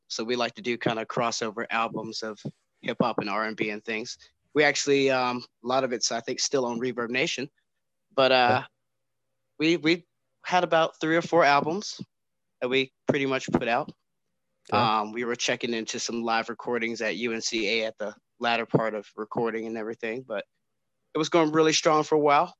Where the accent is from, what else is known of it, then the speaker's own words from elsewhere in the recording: Winston-Salem, North Carolina, United States; Growing up in Winston was actually pretty cool. Really laid back.